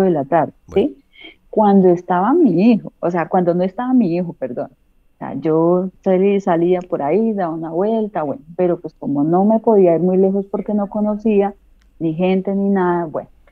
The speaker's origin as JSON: {"language": "Spanish", "country": "Colombia", "moved": "as an adult", "lives_now": "Alicante, Spain", "said": "salí de Colombia, dejé a mi hijo"}